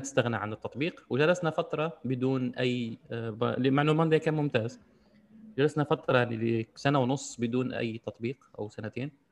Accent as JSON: {"language": "Arabic", "country": "Algeria", "said": "عندنا في الجزائر"}